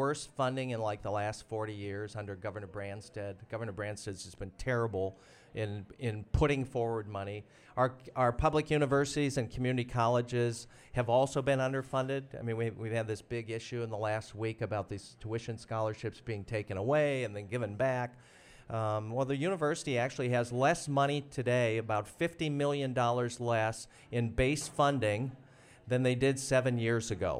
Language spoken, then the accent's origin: English; Moline, Illinois, United States; now in Iowa City, United States; I grew up in the Quad Cities, Rock Island, Moline